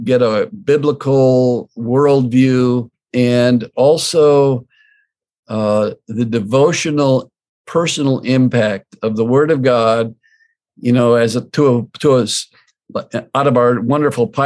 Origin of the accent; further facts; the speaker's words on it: Glen Ellyn, Illinois, United States; the Covenant Church I grew up in Glen Ellen